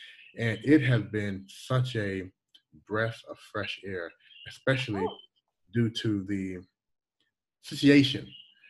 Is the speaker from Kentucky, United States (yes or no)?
yes; Louisville, Kentucky, United States; moved away as an adult; also born or lived in Toronto, Canada / Washington, D.C. / upstate New York; now in China; When I was 8 years old, almost 8 years old, 1980, we moved from Toronto to Louisville, Kentucky. My parents were Jamaican.